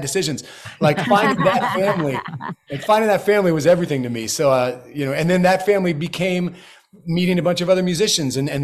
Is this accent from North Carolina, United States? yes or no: no; Florida, United States; I grew up in Florida, so I know it well